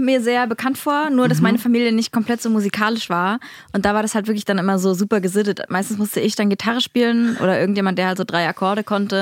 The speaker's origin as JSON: {"language": "German", "area": "a village near Leipzig", "region": "Saxony", "country": "Germany", "said": "Ich komme aus einem Dorf bei Leipzig"}